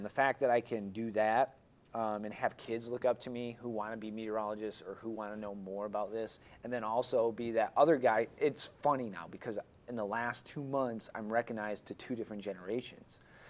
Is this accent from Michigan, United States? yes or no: yes; Michigan, United States; I like to think that growing up in Northern Michigan, I know the weather patterns pretty decently.